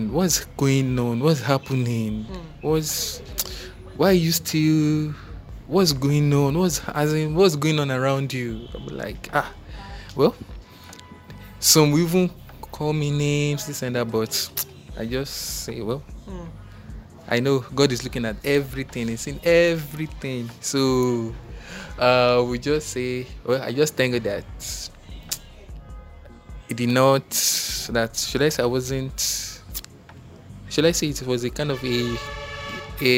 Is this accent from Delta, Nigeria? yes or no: yes; Delta, Nigeria; I'm from Delta State